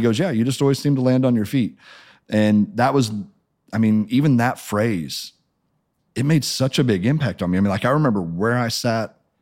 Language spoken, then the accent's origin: English; Springfield, Missouri, United States; I grew up in Springfield, Missouri